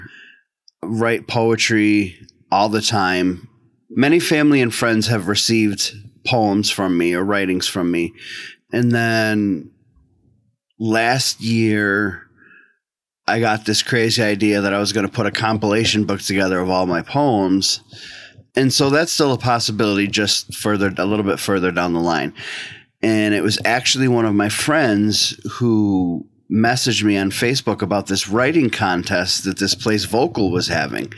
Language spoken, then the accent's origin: English; just outside of Boston, Massachusetts, United States; now in central New York, United States; I grew up for most of my childhood just outside of Boston, about a half an hour, 45 minutes outside of Boston